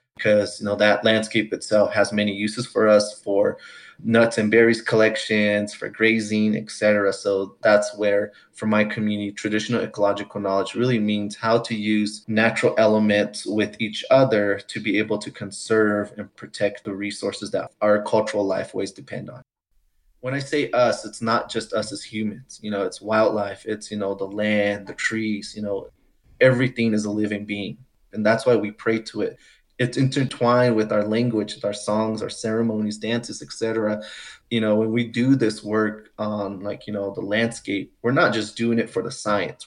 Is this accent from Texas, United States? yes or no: no; Santo Domingo Pueblo, New Mexico, United States; now in Longmont, United States; I come from the Santo Domingo Pueblo community in north central New Mexico. I currently live in northern Colorado in the town of Longmont